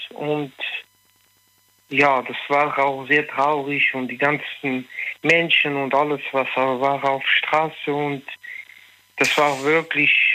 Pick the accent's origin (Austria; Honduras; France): France; accent: French; German is a second language; now in Münster, Germany; ich bin in Frankreich groß geworden, aber ich versuche tagtäglich hier Deutsch zu lernen